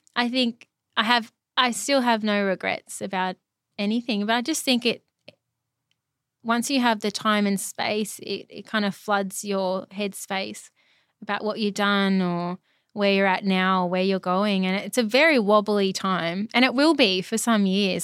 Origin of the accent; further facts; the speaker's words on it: Brisbane, Queensland, Australia; moved away as an adult; also born or lived in Melbourne; I'm from Brisbane, all my family's here